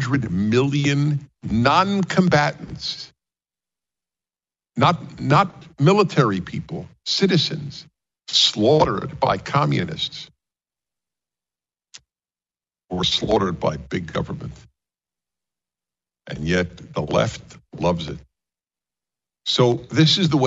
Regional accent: New York, United States; moved away; also born or lived in California; I'm a Jew from New York.

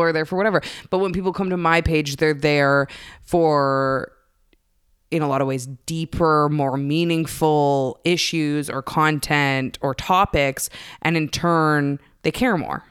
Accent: Canada; I'm Canadian

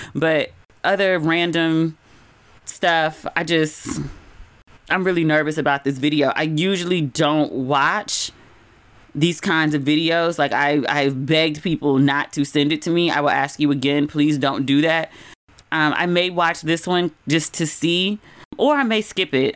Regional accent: United States; moved away as an adult; also born or lived in Los Angeles / Ghana; I'm from America

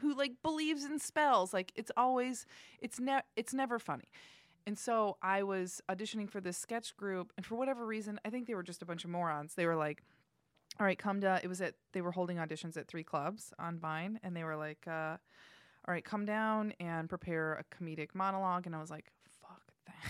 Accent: Indiana, United States; moved away as an adult; I'm from Indiana. I moved here to pursue acting.

